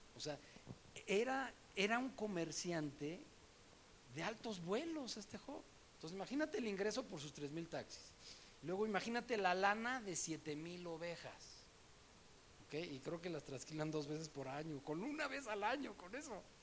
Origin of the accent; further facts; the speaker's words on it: Mexico City, Mexico; me acuerdo en la escuela, en el DF donde yo estudié, eh, estaba yo en la secundaria